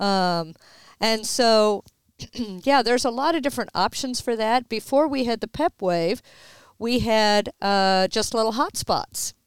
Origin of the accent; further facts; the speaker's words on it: Houston, Texas, United States; we are born and raised in Houston, both of us.